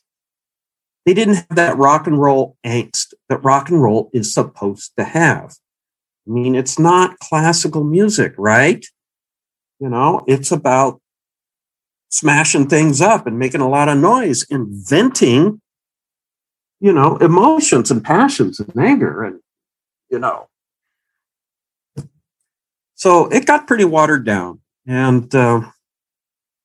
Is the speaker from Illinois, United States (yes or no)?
no; Camarillo, California, United States; I'm from Camarillo